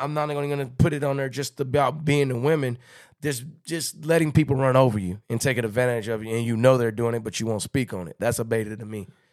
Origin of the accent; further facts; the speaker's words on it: Texarkana, United States; I'm from Texas-Canada